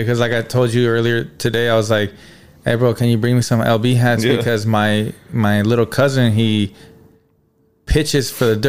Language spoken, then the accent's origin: English; Norwalk, California, United States; I was raised in Norwalk, which is just a couple of exits down.